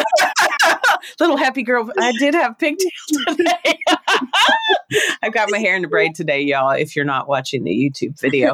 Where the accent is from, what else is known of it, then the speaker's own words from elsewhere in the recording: Kentucky, United States; moved away; I came from Kentucky, which is a place where you trade chickens for services